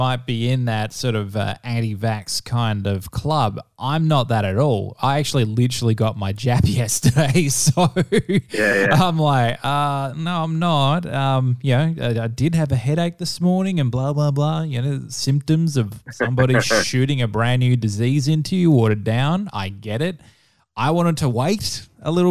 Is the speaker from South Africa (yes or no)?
no; Perth, Western Australia, Australia; I'm from Perth